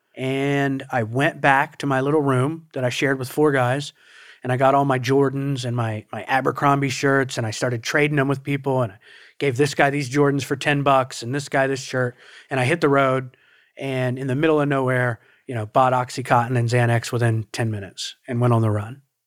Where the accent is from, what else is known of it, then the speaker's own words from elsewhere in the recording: Portsmouth, Ohio, United States; moved away as an adult; also born or lived in Huntington, West Virginia; now in South Florida, United States; I'm from Portsmouth, Ohio is where I was, you know, raised from four years old on